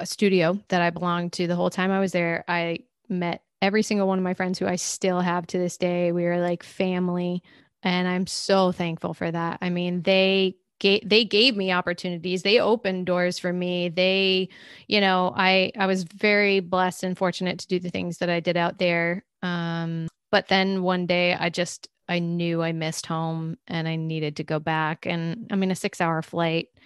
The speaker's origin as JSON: {"language": "English", "region": "Massachusetts", "country": "United States", "tie": "born or raised there", "also_born_or_lived": "Connecticut", "moved": "as an adult", "lives_now": "Los Angeles, United States", "said": "My home state is Massachusetts"}